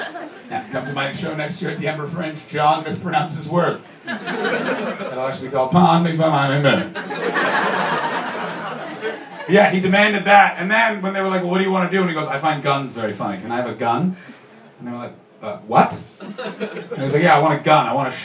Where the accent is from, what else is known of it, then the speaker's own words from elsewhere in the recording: Canada; I'm a Canadian, Justin Bieber is a Canadian, and Canadians, we don't let our celebrities forget that they were celebrities.